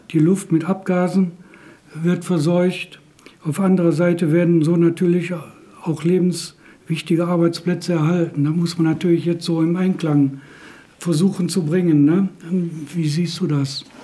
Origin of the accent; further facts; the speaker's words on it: Wermelskirchen, North Rhine-Westphalia, Germany; ich komme aus Wermelskirchen.